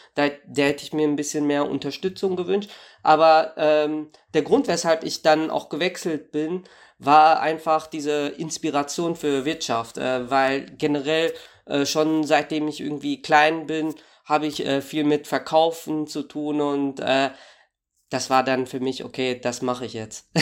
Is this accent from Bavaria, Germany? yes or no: no; Warstein, North Rhine-Westphalia, Germany; now in Dortmund, Germany; ich äh, komme also ursprünglich aus Warstein